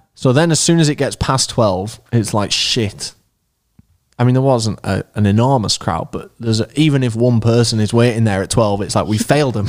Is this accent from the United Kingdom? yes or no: yes; Leeds, Yorkshire and the Humber, United Kingdom; We're from Leeds